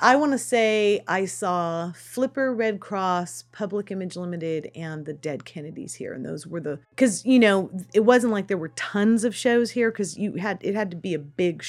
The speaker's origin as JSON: {"language": "English", "town": "Sutter Creek", "region": "California", "country": "United States", "tie": "born or raised there", "said": "I'm from Sutter Creek."}